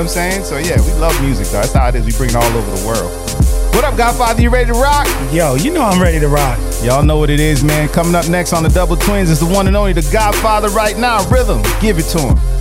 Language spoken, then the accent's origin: English; Jamaica; I'm actually from Jamaica. I grew up on reggae music and all